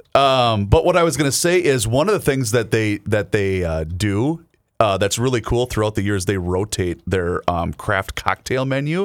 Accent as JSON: {"language": "English", "region": "Southern Minnesota", "country": "United States", "said": "I'm from Southern Minnesota"}